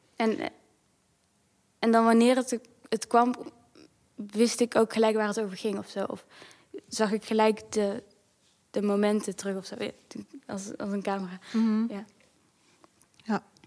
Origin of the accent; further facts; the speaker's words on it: Netherlands; ik ben in Nederland opgegroeid ook.